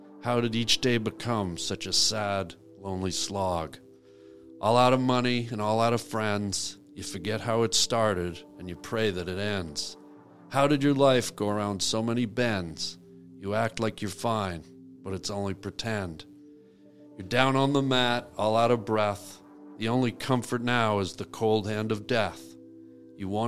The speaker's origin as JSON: {"language": "English", "country": "Canada", "said": "I'm from Canada. I'm a cop"}